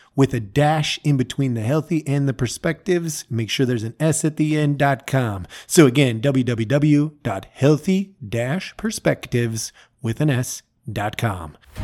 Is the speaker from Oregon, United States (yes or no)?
yes; Oregon, United States; As a young man growing up, I grew up in Oregon.